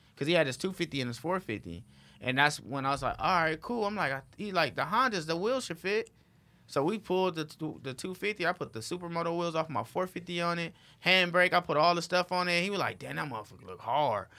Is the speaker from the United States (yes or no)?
yes; Los Angeles, California, United States; I'm from Watts